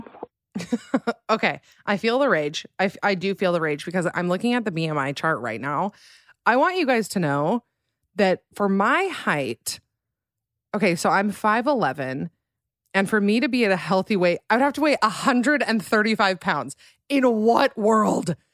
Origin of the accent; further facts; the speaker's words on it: Alpine, Utah, United States; moved away as an adult; now in Salt Lake City, United States; I am from a smaller town in Utah called Alpine, Utah